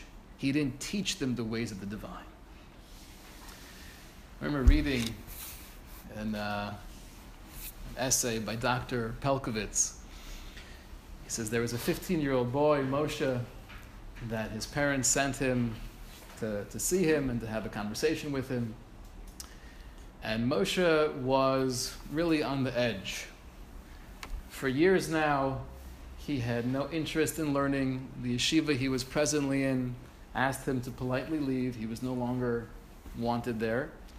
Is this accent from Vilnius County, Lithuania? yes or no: no; Kaunas, Kaunas County, Lithuania; I grew up in Kovna. I was one of seven children.